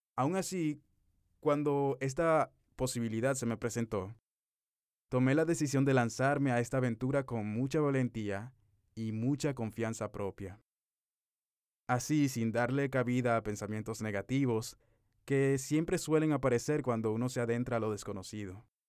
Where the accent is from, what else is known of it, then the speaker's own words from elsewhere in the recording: Dominican Republic; moved away as an adult; now in Dubai, United Arab Emirates; un dominicano que desde el 18 de marzo de 2021 está viviendo en Dubái